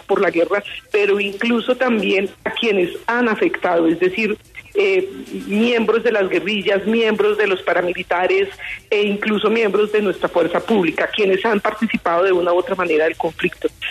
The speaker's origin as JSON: {"language": "Spanish", "country": "Colombia", "said": "como ciudadana colombiana"}